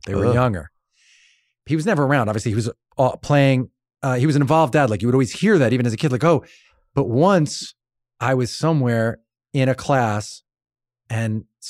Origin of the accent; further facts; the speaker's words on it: Long Island, New York, United States; I'm from Long Island.